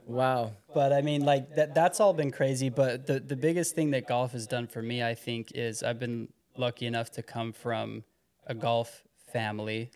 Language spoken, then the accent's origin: English; Heber City, Utah, United States; I'm from Heber City.